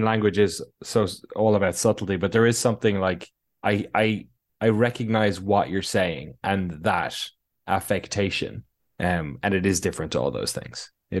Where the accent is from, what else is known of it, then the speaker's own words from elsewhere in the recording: Ireland; There's lots of words that aren't used outside of my hometown or outside of Ireland